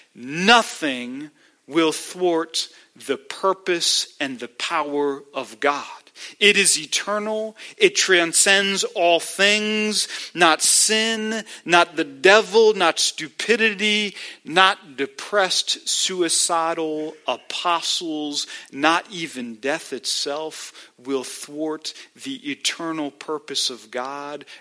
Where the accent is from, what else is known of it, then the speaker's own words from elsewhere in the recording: United States; as American believers